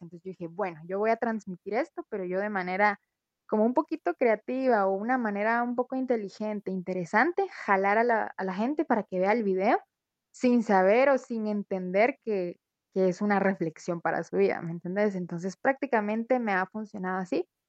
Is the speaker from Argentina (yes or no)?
no; Guatemala; como ciudadano guatemalteco